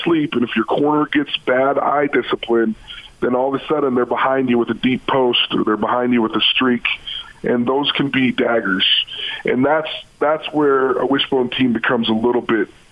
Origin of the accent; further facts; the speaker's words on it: Utah, United States; I grew up in Utah